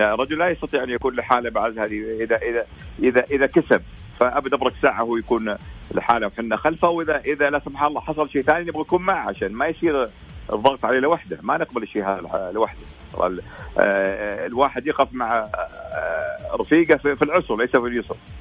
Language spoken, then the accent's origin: Arabic; Saudi Arabia